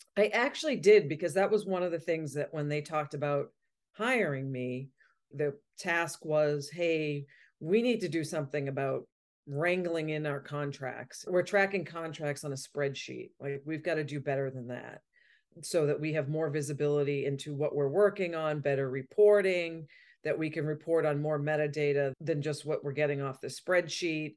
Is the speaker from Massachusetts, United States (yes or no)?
yes; Malden, Massachusetts, United States; also born or lived in Vermont; I grew up in Malden, Massachusetts, just outside of Boston